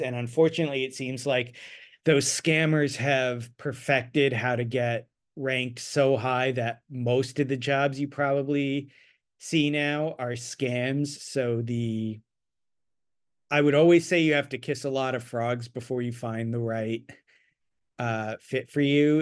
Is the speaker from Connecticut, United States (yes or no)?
no; Annapolis, Maryland, United States; moved away as an adult; also born or lived in Ithaca, New York; now in Los Angeles, United States; I grew up near Annapolis, Maryland